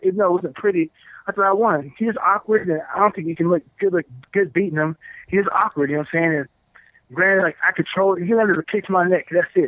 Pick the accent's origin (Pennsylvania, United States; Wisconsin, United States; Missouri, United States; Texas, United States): Texas, United States; also born or lived in Oklahoma; I'm from Texas